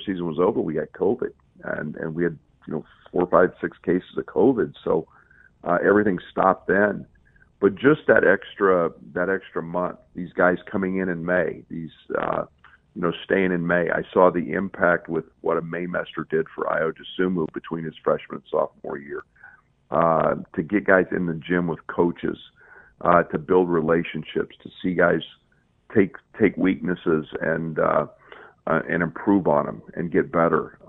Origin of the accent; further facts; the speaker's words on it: McPherson, Kansas, United States; moved away; my hometown for 50 years of anniversary for the 22 state champions that have come out of McPherson, Kansas